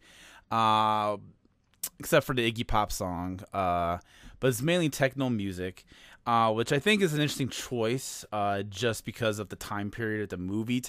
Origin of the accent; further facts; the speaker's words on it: Chicago, Illinois, United States; I'm from Chicago